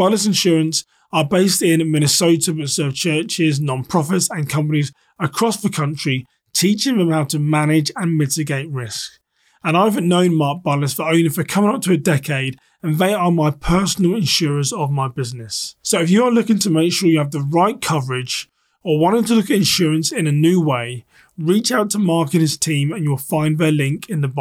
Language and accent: English; United Kingdom; now in United States; me being a Brit here in the US